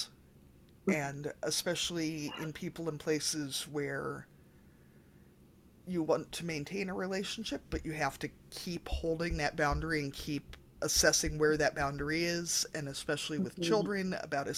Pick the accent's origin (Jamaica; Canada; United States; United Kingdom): United States; as an American